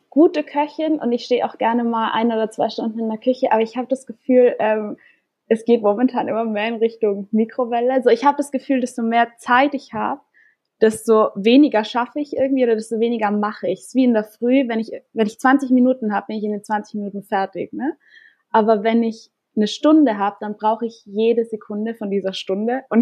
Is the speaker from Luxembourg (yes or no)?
no; Austria; Also ich komme ursprünglich aus Österreich und meine Familie ist auch in Innsbruck gerade